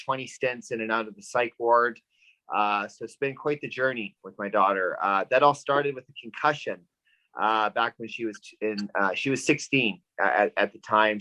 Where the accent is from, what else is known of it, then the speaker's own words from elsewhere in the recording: Vancouver, British Columbia, Canada; I'm from Vancouver, BC, Canada.